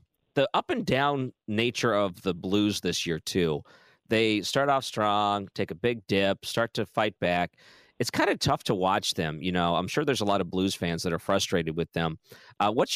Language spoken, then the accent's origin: English; Michigan, United States; I grew up in Michigan